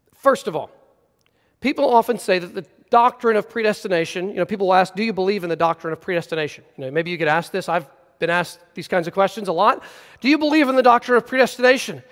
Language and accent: English; United States; as American Christians